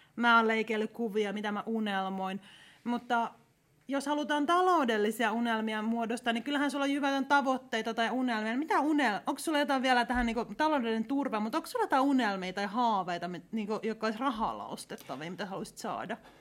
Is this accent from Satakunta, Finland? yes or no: no; Ostrobothnia, Finland; mä olen Pohjanmaalta kotoisin